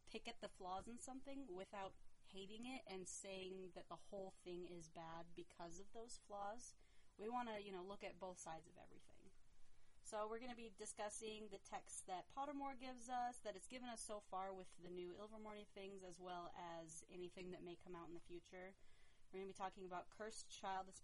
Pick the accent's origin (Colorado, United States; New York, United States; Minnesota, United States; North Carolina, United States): Minnesota, United States; moved away as an adult; now in Provo, United States; I am from Minnesota